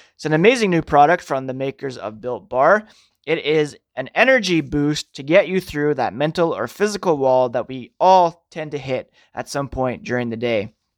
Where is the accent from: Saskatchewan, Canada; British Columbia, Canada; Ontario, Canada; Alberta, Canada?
Ontario, Canada; Ottawa; I grew up in Ottawa